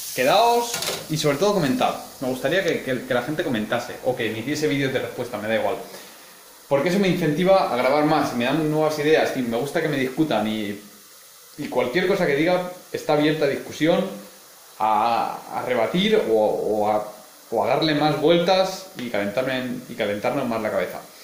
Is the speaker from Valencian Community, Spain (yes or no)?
yes; Elche, Valencian Community, Spain; moved away as an adult; now in Heidelberg, Germany; nací en Elche, estudié cuatro años de física en Valencia